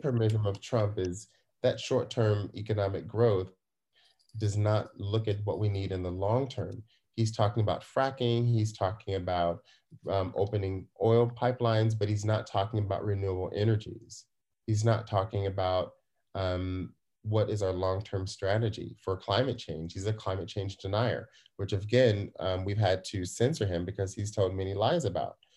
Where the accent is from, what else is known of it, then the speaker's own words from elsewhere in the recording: United States; now in Germany; I'm an American here in, uh, here abroad